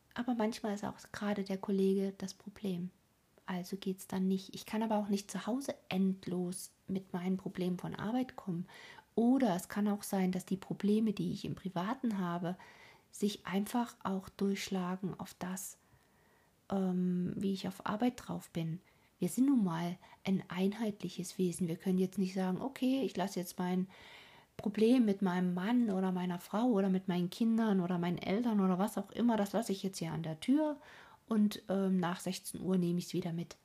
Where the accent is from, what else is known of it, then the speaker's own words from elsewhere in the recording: Germany; hier bei uns in Deutschland